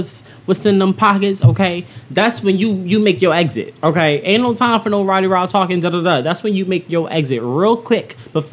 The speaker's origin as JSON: {"language": "English", "town": "Philadelphia", "region": "Pennsylvania", "country": "United States", "said": "I'm from Philly"}